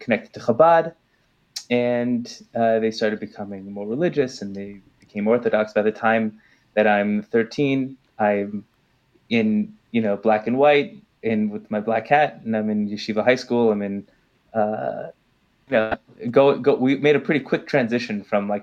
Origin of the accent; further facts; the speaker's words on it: Los Angeles, California, United States; now in Jerusalem, Israel; I was born and raised in Southern California, in Los Angeles